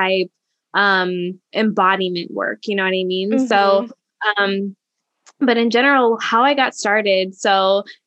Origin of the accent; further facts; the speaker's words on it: a small town in Indiana, United States; moved away as an adult; also born or lived in Washington, District of Columbia, United States; being from a small town in Indiana and then having, you know, moved across the country to DC